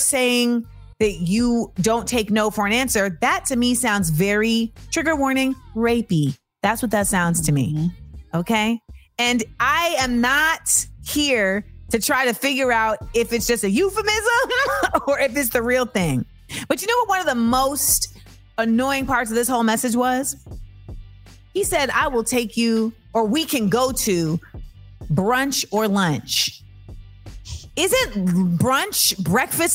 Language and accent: English; Florida, United States; I'm from Florida.